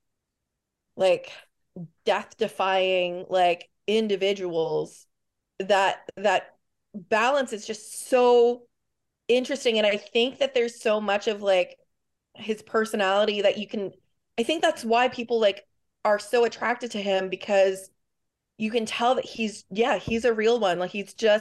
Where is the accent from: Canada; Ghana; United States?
Canada; I'm Canadian